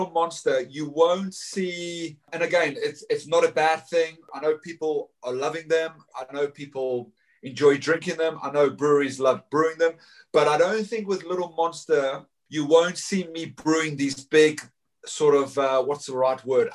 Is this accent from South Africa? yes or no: yes; Johannesburg, Gauteng, South Africa; now in West Sussex, United Kingdom; I was born in Johannesburg from my mum's South African, my dad was Scottish